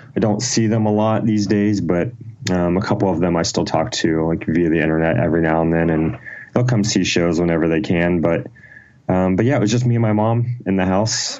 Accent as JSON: {"language": "English", "region": "Ohio", "country": "United States", "tie": "born or raised there"}